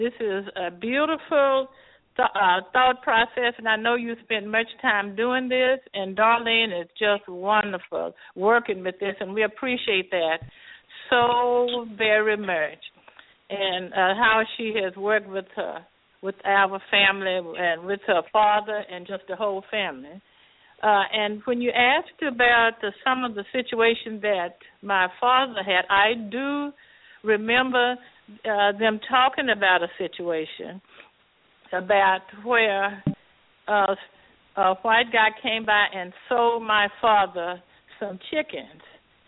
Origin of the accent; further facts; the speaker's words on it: Fresno, California, United States; Fresno, California. I am.